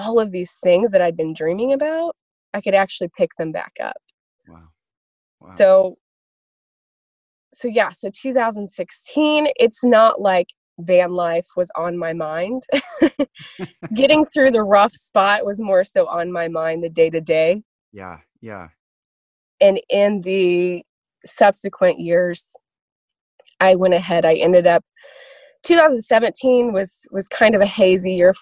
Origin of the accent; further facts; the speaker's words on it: Kansas City, Missouri, United States; moved away as an adult; also born or lived in Lawrence, Kansas / Nashville, Tennessee; I was born in Lawrence, Kansas, but then we relocated to Kansas City, Missouri. I grew up there